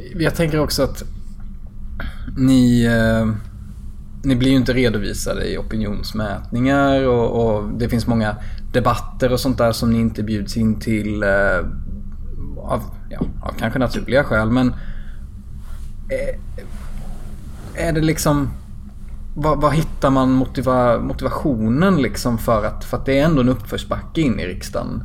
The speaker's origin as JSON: {"language": "Swedish", "region": "southern Småland", "country": "Sweden", "tie": "born or raised there", "said": "jag är uppväxt i södra Småland"}